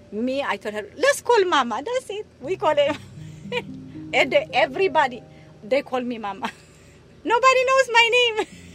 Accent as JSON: {"language": "English", "country": "Eritrea", "moved": "as an adult", "lives_now": "Baltimore, United States", "said": "I'm from Eritrea, East Africa, and I came 1985 here."}